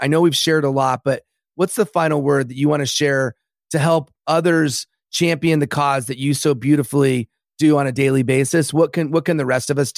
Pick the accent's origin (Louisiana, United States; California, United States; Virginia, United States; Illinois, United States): California, United States; the Palisades; growing up in the Palisades.